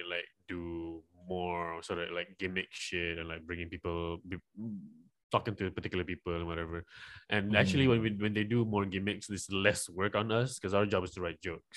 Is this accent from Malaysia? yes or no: yes; Malaysia; I'm from Malaysia